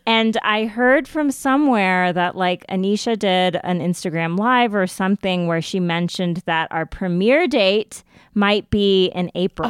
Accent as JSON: {"language": "English", "country": "United States", "said": "as an Indian American"}